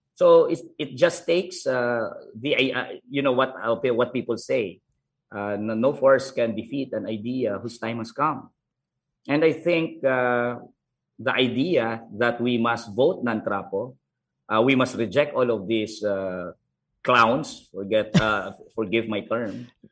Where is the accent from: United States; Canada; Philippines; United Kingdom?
Philippines; I was born in Negros.